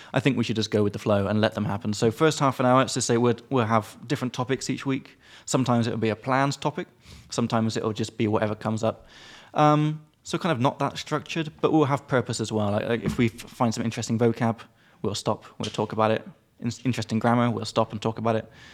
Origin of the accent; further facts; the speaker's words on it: United Kingdom; I'm British